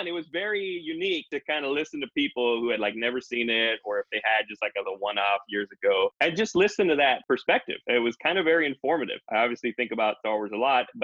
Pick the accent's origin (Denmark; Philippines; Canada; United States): United States; Brownsville, Texas; That's Brownsville for you, where I grew up in South Texas